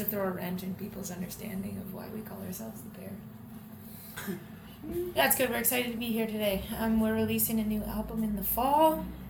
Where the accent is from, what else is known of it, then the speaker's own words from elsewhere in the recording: London, Ontario, Canada; Yeah, yeah, we're the …. We hail from London, Ontario.